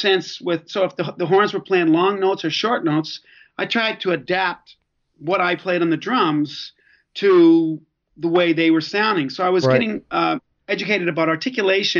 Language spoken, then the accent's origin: English; Belfast, Northern Ireland, United Kingdom; I was born in Belfast, Northern Ireland, so I'm Irish